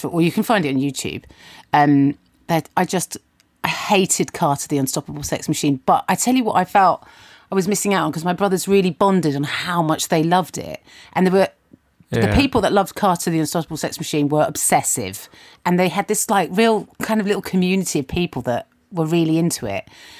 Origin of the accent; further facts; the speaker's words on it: Kingston, London, United Kingdom; We were in Kingston, so getting to Brixton was easy.